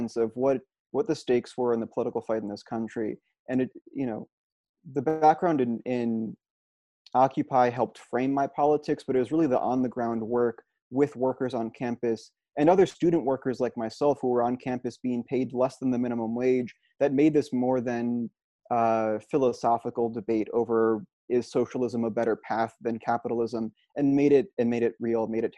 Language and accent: English; Albany, New York, United States; I'm from Albany, New York